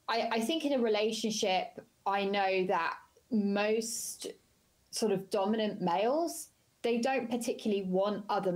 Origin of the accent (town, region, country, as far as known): United Kingdom